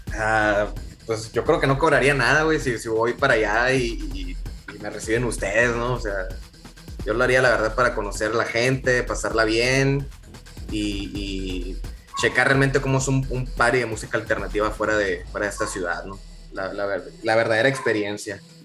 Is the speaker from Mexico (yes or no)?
yes; Hermosillo, Sonora, Mexico; los integrantes ahorita de Leche Media somos de, Hermosillo